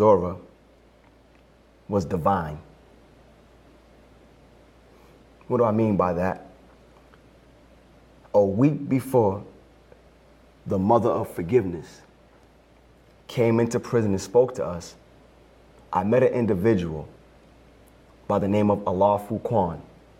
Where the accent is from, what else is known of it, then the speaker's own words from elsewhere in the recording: Brockton, Massachusetts, United States; I grew up in Brockton around wonderful Cape Verdean people.